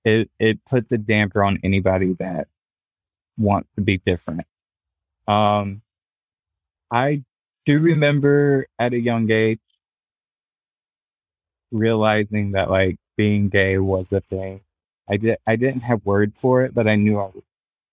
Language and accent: English; the South, United States; Well, I grew up in the South, so that automatically put a target on anybody back.